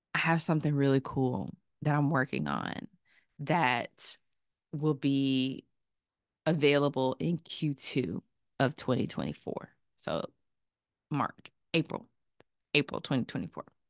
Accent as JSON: {"language": "English", "town": "Chapel Hill", "region": "North Carolina", "country": "United States", "tie": "born or raised there", "said": "I am a North Carolina native. I'm from Chapel Hill, North Carolina"}